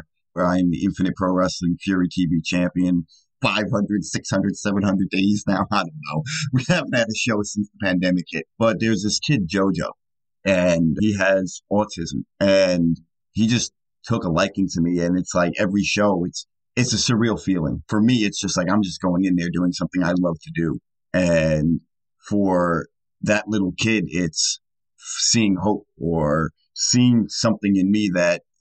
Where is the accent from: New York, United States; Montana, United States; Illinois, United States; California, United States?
New York, United States; I grew up in New York